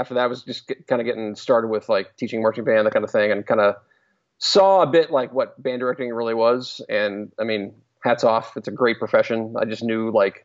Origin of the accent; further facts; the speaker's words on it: Carlisle, Pennsylvania, United States; Carlisle, Pennsylvania, which is my hometown